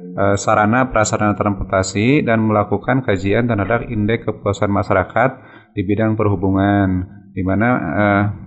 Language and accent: Indonesian; Sukabumi, West Java, Indonesia; now in Bandung, Indonesia; lahir di Sukabumi tanggal 17 Juni 1971